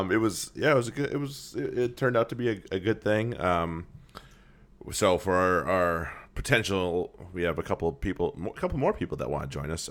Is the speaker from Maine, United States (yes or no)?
yes; Maine, United States; now in Boston, United States; I'm from Maine originally